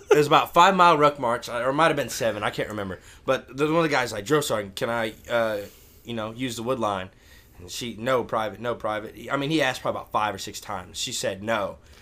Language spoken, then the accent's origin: English; St. Louis, Missouri, United States; 'cause it's my hometown